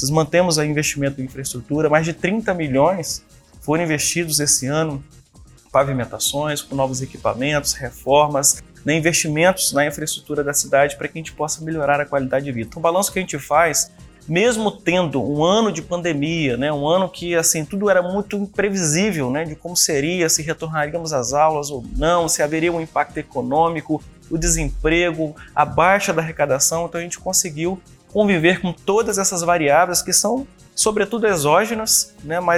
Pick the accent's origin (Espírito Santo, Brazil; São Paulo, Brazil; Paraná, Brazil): Espírito Santo, Brazil; Viana; eu nasci em Viana, né? Fui criado aqui, minha família toda é da cidade, minha família constituiu né, comércio aqui na cidade, família de comerciantes. Né? Hoje todos vivem aqui na cidade de Viana, inclusive eu